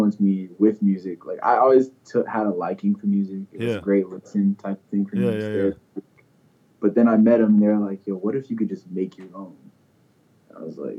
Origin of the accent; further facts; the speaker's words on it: Snellville, Georgia, United States; also born or lived in Missouri; I was born in Missouri, and then at like a certain age, my parents split. My mom took me and my sister to Georgia, and I lived here for 9 years